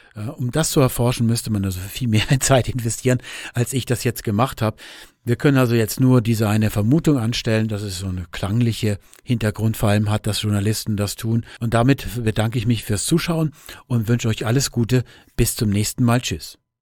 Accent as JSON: {"language": "German", "country": "Germany", "said": "wir Deutsche"}